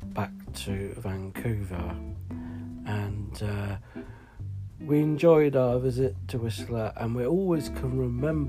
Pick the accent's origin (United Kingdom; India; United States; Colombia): United Kingdom; England; we're from England